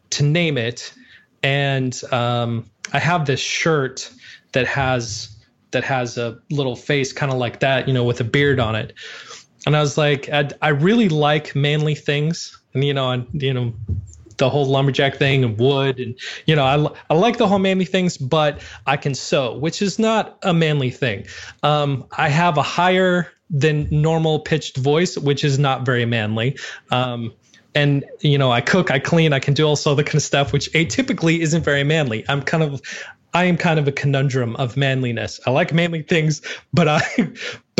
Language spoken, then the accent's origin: English; Montana, United States; I grew up in Montana